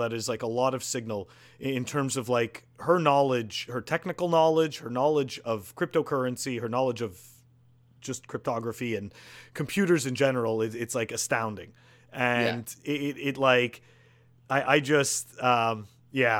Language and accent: English; Montreal, Quebec, Canada; now in United States; I'm originally from Montreal, and I live in the U.S.